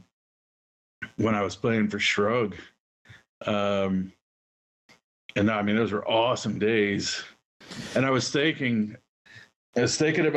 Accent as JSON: {"language": "English", "town": "Huber Heights", "region": "Ohio", "country": "United States", "tie": "born or raised there", "also_born_or_lived": "Englewood, Ohio / Dayton, Ohio", "moved": "yes", "lives_now": "Colorado, United States", "said": "I grew up mostly in Huber Heights until I was about 16. And then I lived in Inglewood"}